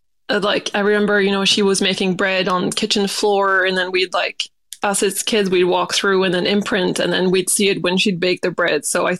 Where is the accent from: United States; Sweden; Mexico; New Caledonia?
New Caledonia; And I grew up in New Caledonia, so it's a French island, so French base as well